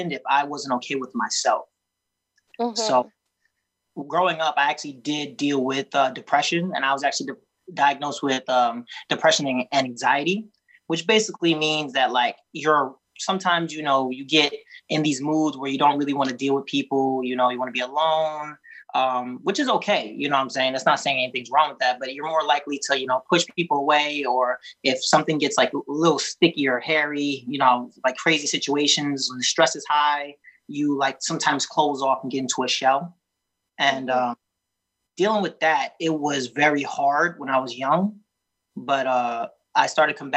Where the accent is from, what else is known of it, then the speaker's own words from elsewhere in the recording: New York, United States; I'm from New York